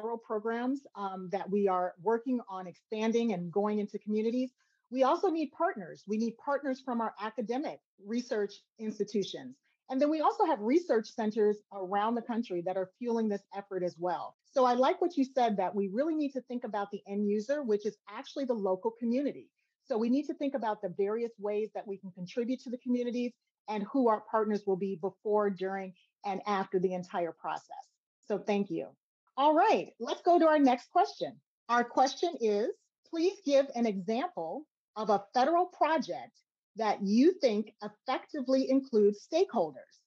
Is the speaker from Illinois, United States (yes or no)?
yes; Chicago, Illinois, United States; I was born and raised in Chicago